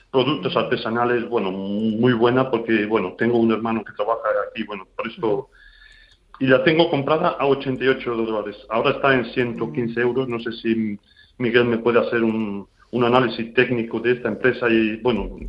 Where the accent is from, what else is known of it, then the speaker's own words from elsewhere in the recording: Ukraine; Spanish is a second language; Yo, perdonar mi idioma, ello. ¿eh? Mm. Soy de Ucrania, bueno.